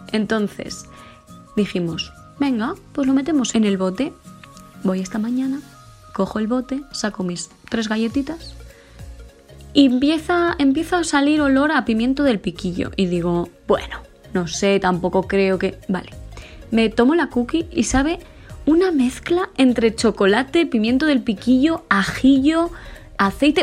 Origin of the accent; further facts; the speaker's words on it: Huerta de Rey, Castile and León, Spain; moved away as an adult; also born or lived in Madrid; a mi pueblo, Huerta del Rey, que es un pueblecito pequeño de Burgos